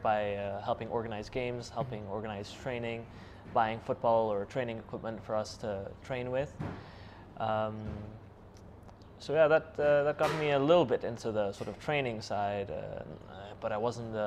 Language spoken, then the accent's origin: English; Kurdistan Region, Iraq; also born or lived in Denmark; I was born in Denmark. My family moved back to Kurdistan in 2004. I was only 7 years old